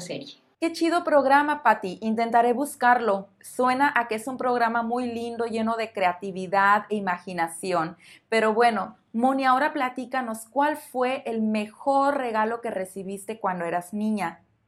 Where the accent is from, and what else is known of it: Mexico